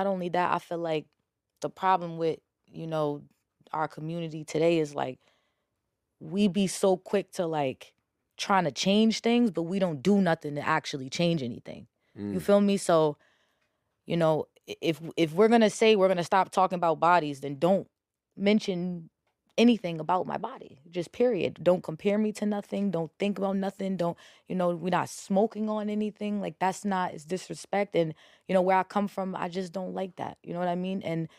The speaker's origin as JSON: {"language": "English", "region": "New Jersey", "country": "United States", "said": "I'm from Bergen County."}